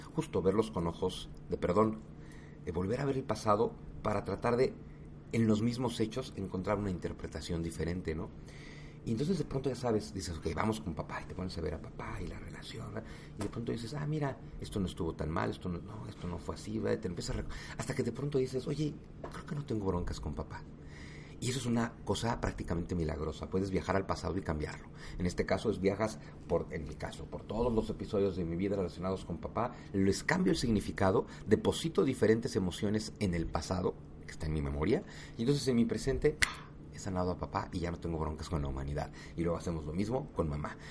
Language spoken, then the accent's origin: Spanish; Mexico; todos somos mexicanos